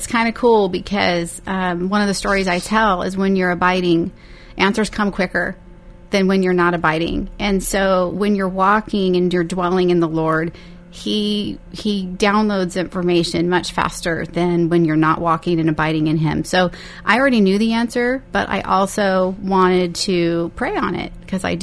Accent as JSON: {"language": "English", "town": "Bakersfield", "region": "California", "country": "United States", "tie": "born or raised there", "said": "I was born and raised here in Bakersfield"}